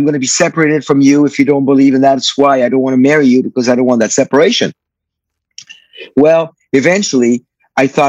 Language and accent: English; Paris, Île-de-France, France; I was born and raised in Paris, France, in 1959.